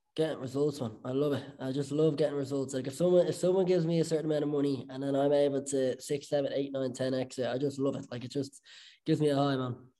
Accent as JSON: {"language": "English", "town": "Bettystown", "region": "Leinster", "country": "Ireland", "tie": "born or raised there", "said": "growing up in Bettystown."}